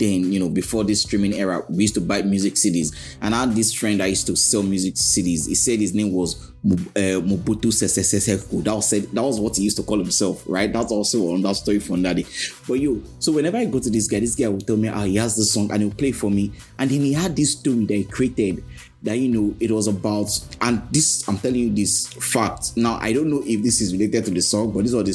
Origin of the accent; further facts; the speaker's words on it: Lagos, Nigeria; growing up in Festac Town, I had this neighbor, Mr. Odachi